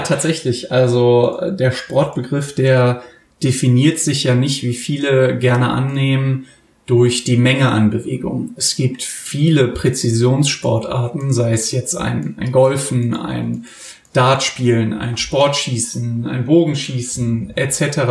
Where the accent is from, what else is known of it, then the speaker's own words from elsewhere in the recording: Germany; now in Cologne, Germany; wir als Deutsche